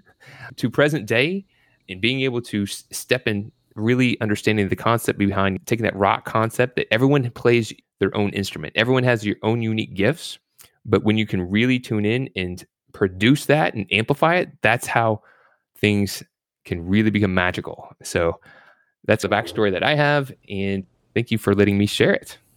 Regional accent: Louisville, Kentucky, United States; also born or lived in Virginia Beach, Virginia; I was born in Virginia Beach, but raised in Louisville, Kentucky

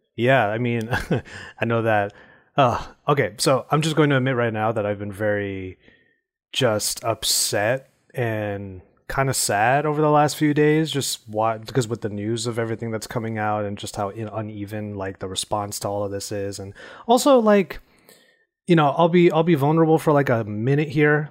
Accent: California, United States; my home state, which is California.

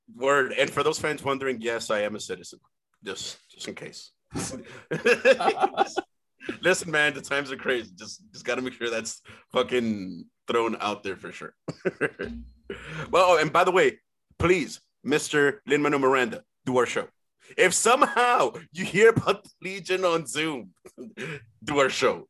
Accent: San Pedro de Macorís, Dominican Republic; moved away; I was actually born in the Dominican Republic

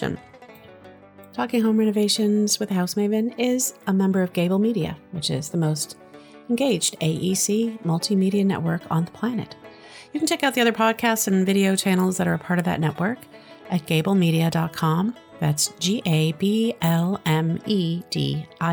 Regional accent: Massachusetts, United States; I'm from Massachusetts

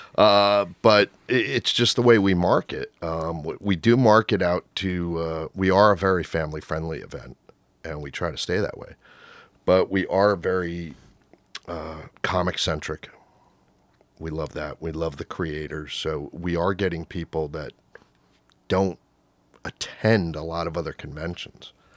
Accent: Rockaway, New Jersey, United States; I grew up in Rockaway

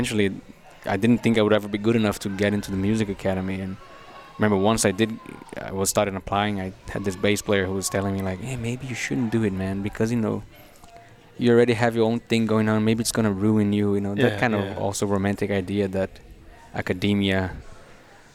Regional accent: Brazil; now in Denmark; I went back to Brazil

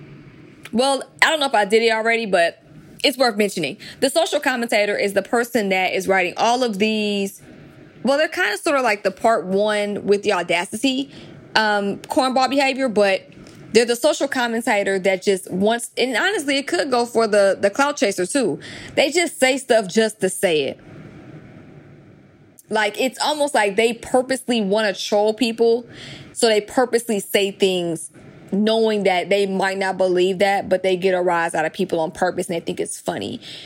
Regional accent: the South, United States; I was raised in the South

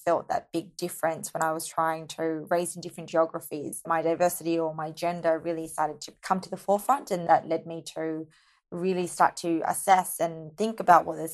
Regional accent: Sydney, New South Wales, Australia; I was born in Sydney, Australia, in the western suburbs, which is the not so polished part of town.

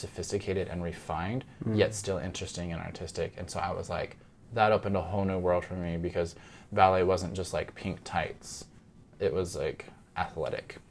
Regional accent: Utah, United States; also born or lived in Houston, Texas; now in Norway; being the only boy who danced where I'm from, like growing up in Utah

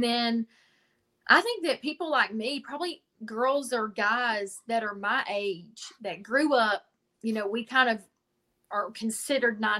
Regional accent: Pigeon Forge, Tennessee, United States; also born or lived in Nashville; I grew up in Pigeon Forge and I sang at Dollywood

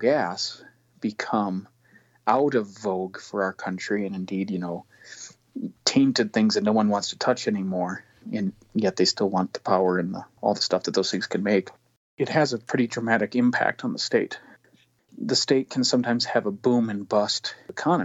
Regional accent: Midwest, United States; moved away as an adult; now in Cheyenne, United States; as a Midwesterner

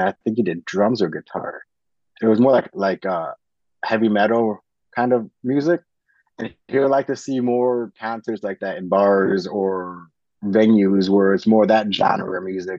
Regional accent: United States; being American

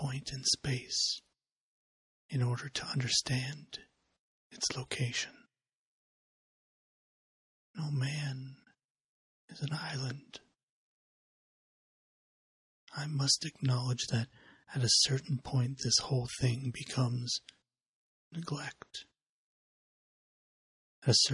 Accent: United States; as an American

